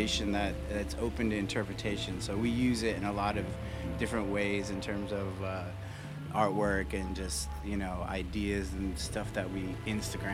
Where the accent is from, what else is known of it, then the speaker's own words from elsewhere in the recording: Midwest, United States; moved away; I'm from the Midwest